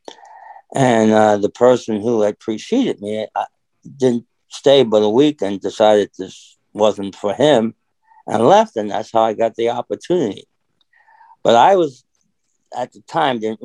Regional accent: New York City, New York, United States; moved away; also born or lived in Dayton, Ohio; I grew up in the city. You know, I grew up in Brooklyn, New York

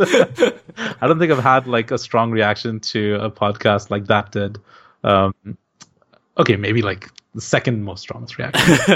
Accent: India; moved away as an adult; now in Singapore; growing up in India

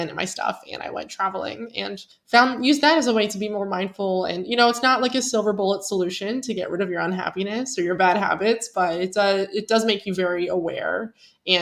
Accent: Pennsylvania, United States; moved away as an adult; growing up in Pennsylvania

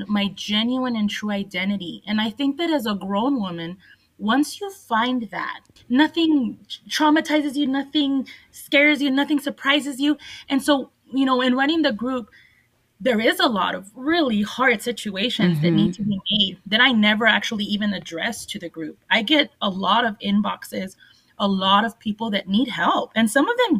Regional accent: El Paso, Texas, United States; I grew up in Segundo Barrio

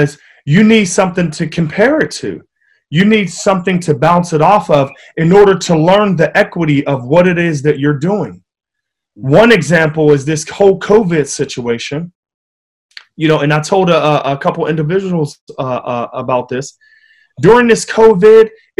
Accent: Wilkinsburg, Pennsylvania, United States; growing up in Wilkinsburg, it was a tough city, you know, a tough town

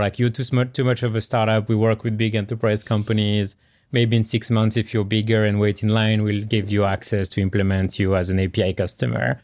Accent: France; English is a second language; now in California, United States; I grew up in France, born and raised in France. Uh, you can hear through my accent

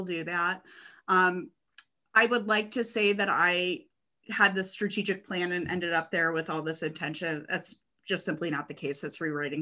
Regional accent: suburbs between Ann Arbor and Detroit, Michigan, United States; moved away as an adult; I grew up in the Midwest, in the suburbs between Ann Arbor and Detroit. I never moved outside of a 30-mile radius until after college

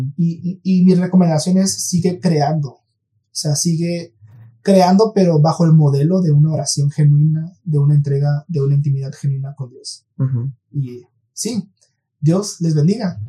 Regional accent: Mexico; somos mexicanos, para los que nos escuchan aquí en México

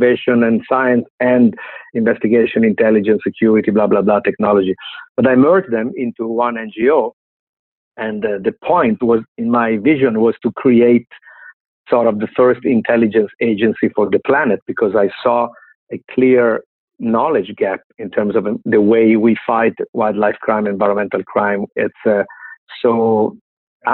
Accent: Milan, Lombardy, Italy; I grew up in Milano, Italy, but I was raised in Milano and I studied in Milano.

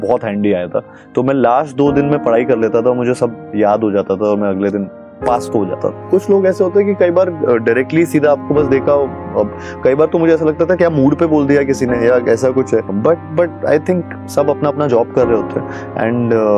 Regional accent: Gwalior, Madhya Pradesh, India; moved away as an adult; also born or lived in Navi Mumbai; now in Mumbai, India; मैं ग्वालियर से हूँ तो ग्वालियर से मुंबई आना मेरे लिए सबसे

